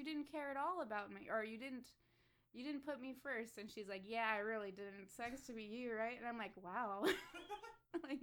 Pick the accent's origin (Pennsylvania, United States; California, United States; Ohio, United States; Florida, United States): Florida, United States; I'm from Florida